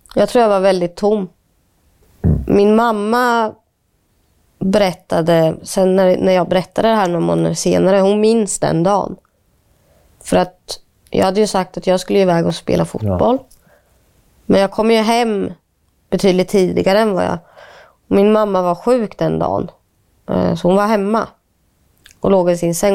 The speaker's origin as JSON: {"language": "Swedish", "town": "Linköping", "region": "Östergötland", "country": "Sweden", "tie": "born or raised there", "also_born_or_lived": "India", "said": "när någon frågar vart kommer du ifrån och jag säger ja, Linköping"}